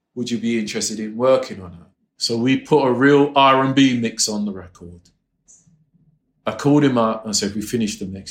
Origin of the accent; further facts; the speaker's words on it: England, United Kingdom; moved away; coming from England, you were taught not to be cocky.